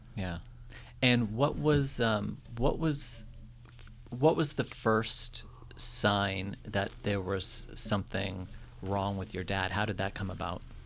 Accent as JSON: {"language": "English", "town": "North Attleboro", "region": "Massachusetts", "country": "United States", "said": "I'm from North Attleboro"}